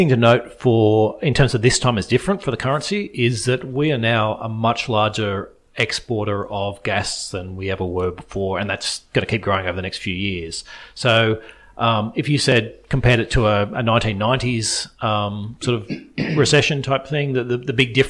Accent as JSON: {"language": "English", "country": "Australia", "said": "What's good as an Australian investor looking out is that reverses."}